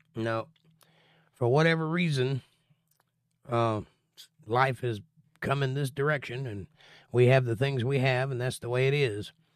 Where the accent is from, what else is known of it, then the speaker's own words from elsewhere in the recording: Florida, United States; I'm from Florida